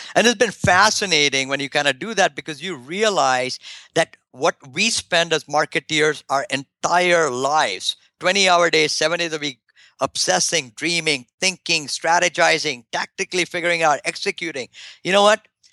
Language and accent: English; India; moved away; my home country in India